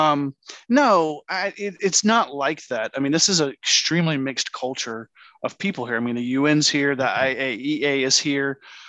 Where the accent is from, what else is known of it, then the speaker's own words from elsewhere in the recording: Canada; And then I'm Canadian.